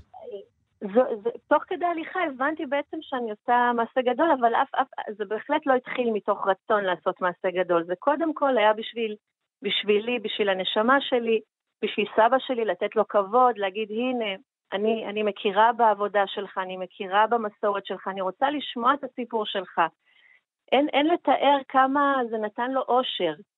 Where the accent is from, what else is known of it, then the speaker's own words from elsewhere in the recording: Iran; now in Israel; נכון, נולדתי שם. ההורים התחתנו בישראל וירדו למצרים כמעט, ירדו לפרס בחזרה, לאיראן